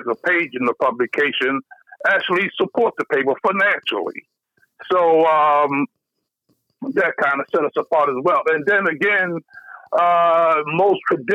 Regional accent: Baltimore, Maryland, United States; I'm from Baltimore

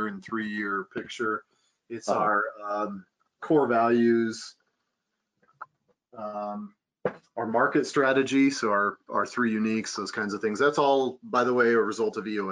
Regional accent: Kansas, United States; now in Colorado, United States; I come from Kansas, where you could do them all the time

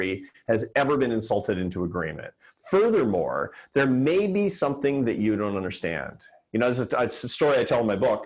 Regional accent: Seattle, Washington, United States; Seattle, which is my hometown.

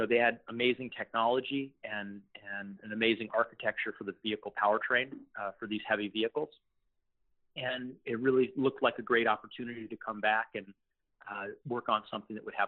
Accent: Los Angeles, California, United States; I'm originally from Los Angeles

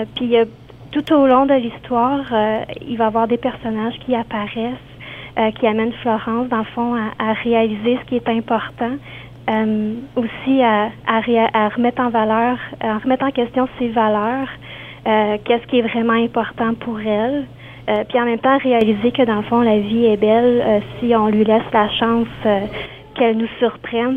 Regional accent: Quebec, Canada; moved away; je viens du, côté du Québec

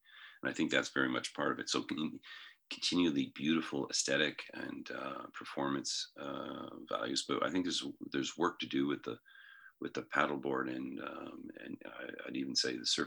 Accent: Canada; our country, Canada

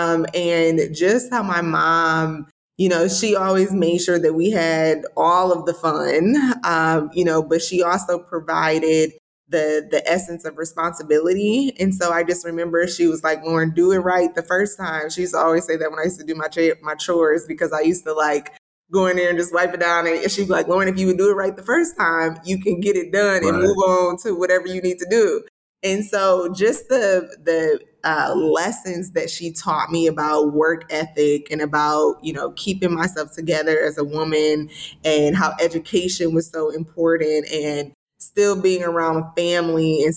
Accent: Detroit, Michigan, United States; moved away; also born or lived in Jackson, Mississippi / Belzoni, Mississippi; I was born in Jackson, Mississippi, raised in Detroit

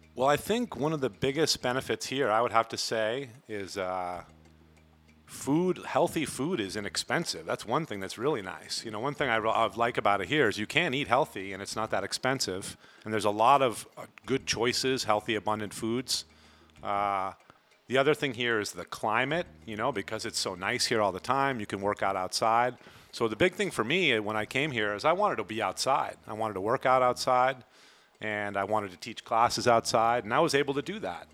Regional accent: Vermont, United States; moved away as an adult; now in Playa del Carmen, Mexico; I am from Vermont in the United States

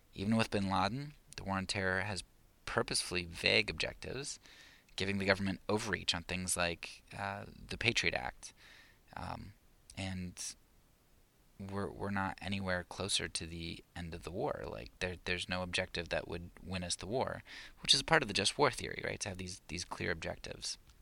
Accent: United States; I'm an American

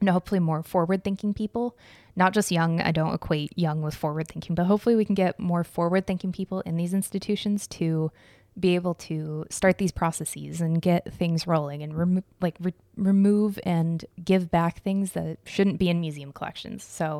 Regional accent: Arizona, United States; That's like a third of the population of the town I grew up in Arizona.

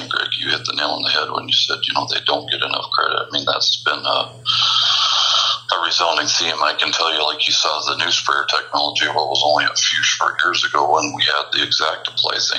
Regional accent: Midwest, United States; growing up in the Midwest

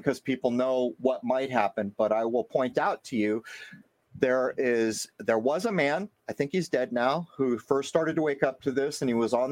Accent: California, United States; now in New England, United States; I come from California

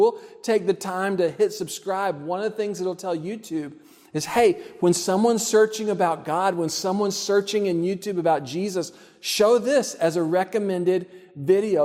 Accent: Texas, United States; I grew up in Texas.

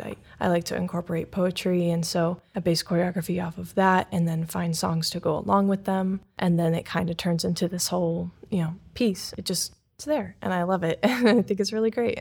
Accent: Wadsworth, Ohio, United States; moved away as an adult; also born or lived in Cleveland, Ohio; now in Fort Wayne, United States; I'm from Wadsworth, Ohio, so I moved here at the end of July to start the current season

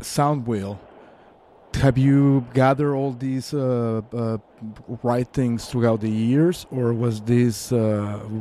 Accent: Mexico City, Mexico; I'm from Mexico City

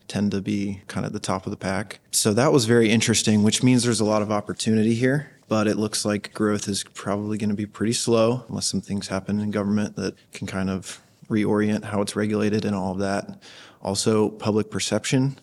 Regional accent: Outer Banks, North Carolina, United States; now in Miami, United States; I grew up catching them in the Outer Banks

